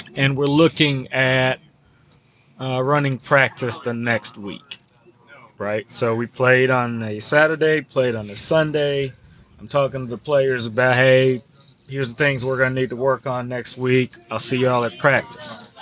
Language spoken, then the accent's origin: English; Cameroon; also born or lived in Georgetown College, Kentucky; now in Woodford County, Kentucky, United States; I'm originally from Cameroon in West Africa